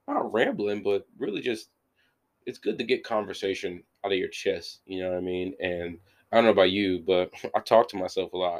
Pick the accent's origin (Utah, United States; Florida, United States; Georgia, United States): Georgia, United States; Warner Robins; I'm from Runner Robins